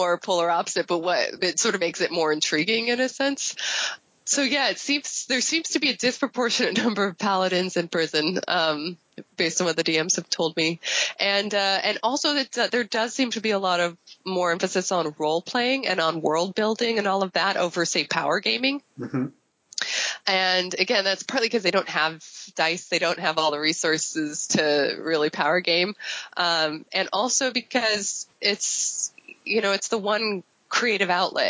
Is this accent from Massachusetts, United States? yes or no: no; San Francisco, California, United States; I'm from San Francisco and, I'm based in San Francisco